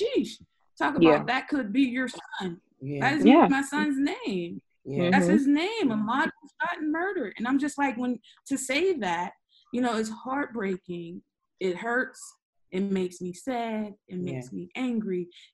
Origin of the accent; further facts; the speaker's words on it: Pittsburgh, Pennsylvania, United States; I grew up in Homewood and East Hill.